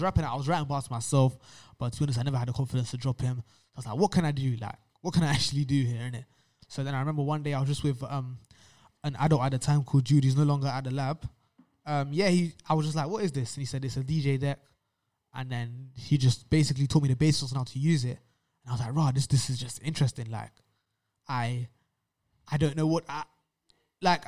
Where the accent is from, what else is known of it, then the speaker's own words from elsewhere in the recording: London, United Kingdom; growing up in London